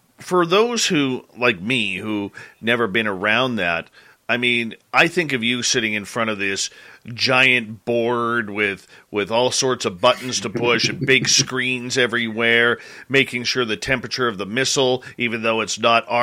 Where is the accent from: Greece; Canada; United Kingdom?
Canada; me being Canadian